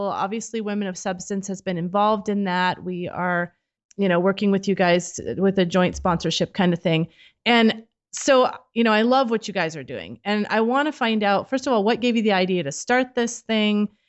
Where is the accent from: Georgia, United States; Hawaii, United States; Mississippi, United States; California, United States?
California, United States; Modesto; moved away; I grew up in Modesto. Well, I, I lived there since eighth grade